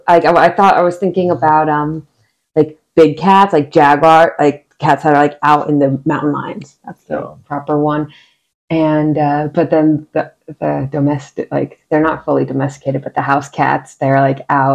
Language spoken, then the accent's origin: English; northern New Jersey, United States; moved away; Originally born and raised in New Jersey, northern New Jersey